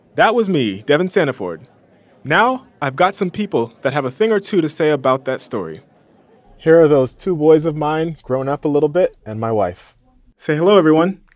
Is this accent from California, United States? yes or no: yes; a small town an hour east of Los Angeles, California, United States; I just moved back to my hometown, Um, it's a small town, an hour east of Los Angeles